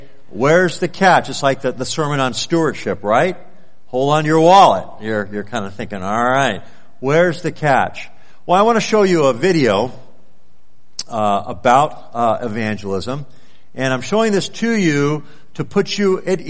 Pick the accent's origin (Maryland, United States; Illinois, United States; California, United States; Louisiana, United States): California, United States; moved away as an adult; now in Anchorage, United States; I was from California